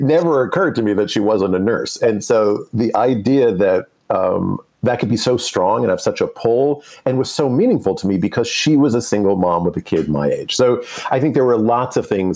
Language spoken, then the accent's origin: English; New York, United States; as we grew up in New York